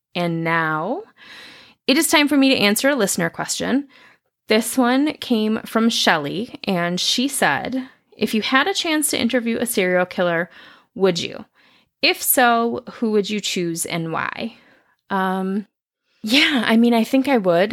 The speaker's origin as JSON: {"language": "English", "town": "Lansing", "region": "Michigan", "country": "United States", "said": "I'm from Lansing. I wanted to keep it in Lansing."}